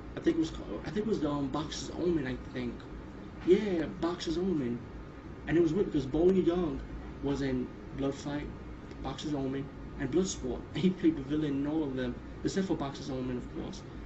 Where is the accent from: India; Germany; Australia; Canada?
India; being Indian